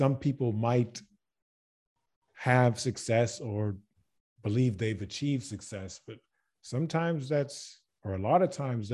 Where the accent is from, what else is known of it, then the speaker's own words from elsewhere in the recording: Baton Rouge, Louisiana, United States; moved away as an adult; also born or lived in Germany; now in Croatia; I'm from Baton Rouge, Louisiana